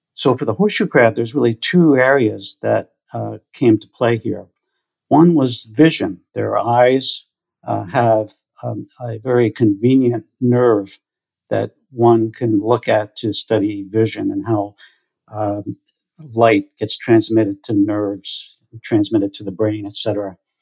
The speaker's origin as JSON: {"language": "English", "region": "New Jersey shore", "country": "United States", "tie": "born or raised there", "said": "I grew up on the New Jersey shore."}